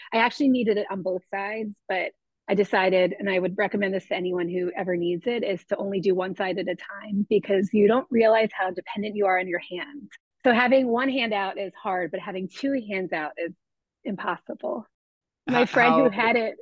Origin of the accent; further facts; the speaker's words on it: South Florida, United States; moved away as an adult; also born or lived in New York; now in Philadelphia, United States; Yeah, so I grew up in South Florida